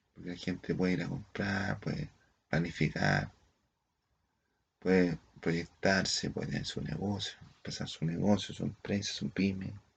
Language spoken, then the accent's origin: Spanish; Chile; nosotros como somos chilenos